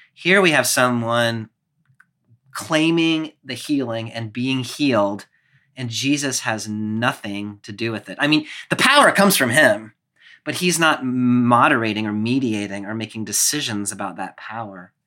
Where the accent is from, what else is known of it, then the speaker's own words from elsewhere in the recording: Clemson, South Carolina, United States; my hometown of Clemson, which is about ten thousand people